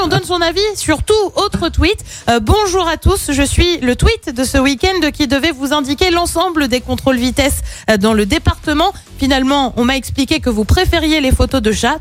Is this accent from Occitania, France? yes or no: no; Loire, Auvergne-Rhône-Alpes, France; chez nous, dans la Loire